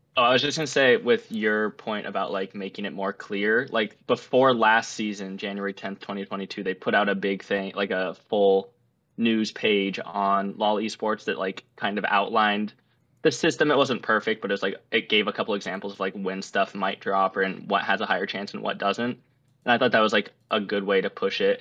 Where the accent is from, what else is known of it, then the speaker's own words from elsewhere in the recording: Utah, United States; moved away as an adult; now in Washington, D.C., United States; I did grow up in Utah for the first twenty-two years of my life